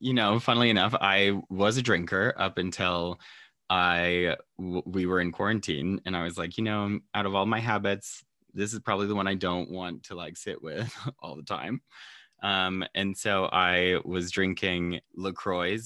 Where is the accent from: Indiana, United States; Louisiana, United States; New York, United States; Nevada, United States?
Nevada, United States; Reno; I grew up in Reno